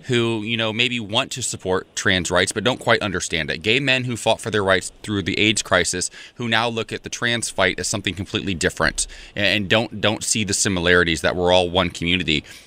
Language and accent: English; Ohio, United States; moved away; I'm from Ohio, a very, very, very conservative small town